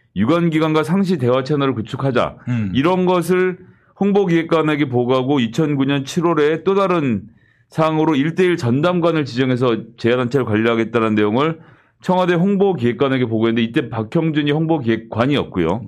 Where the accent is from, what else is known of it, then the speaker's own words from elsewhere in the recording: Seoul, South Korea; 저는 사실 서울에서 태어나서 서울에 계속 살았고